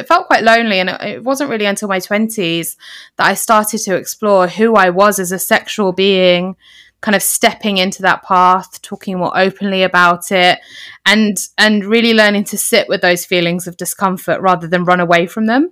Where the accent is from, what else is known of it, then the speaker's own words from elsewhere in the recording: United Kingdom; we're in Britain, and as British Asians